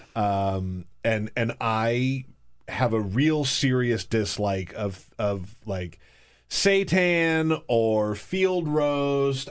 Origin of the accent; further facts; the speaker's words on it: the South, United States; I come from the South